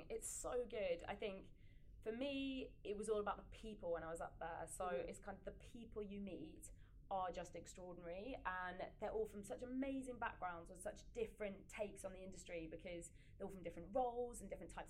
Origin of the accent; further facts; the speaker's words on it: Yorkshire and the Humber, United Kingdom; Okay, so I'm from Yorkshire.